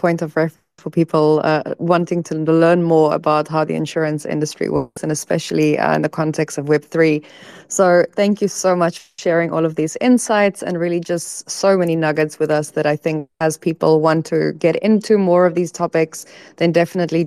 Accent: South Africa; moved away; I'm from South Africa as well, so I used Mixit when I was still in high school

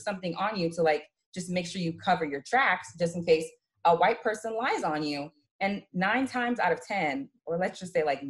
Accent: Georgia, United States; born or raised there; now in New York, United States

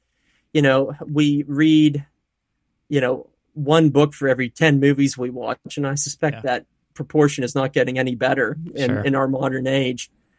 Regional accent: Altoona, Pennsylvania, United States; Yeah, I'm from the Altoona, Pennsylvania area.

